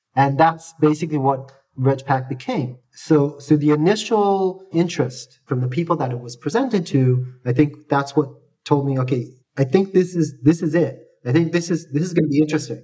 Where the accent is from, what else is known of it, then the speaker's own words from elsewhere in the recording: Australia; also born or lived in Jerusalem, Israel; I was born in Israel, but I grew up in Australia